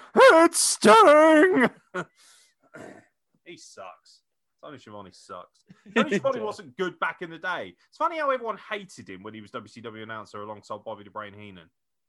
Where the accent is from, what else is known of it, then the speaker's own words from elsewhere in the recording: Scotland, United Kingdom; No, I'm too fucking hard for that. I'm Scottish.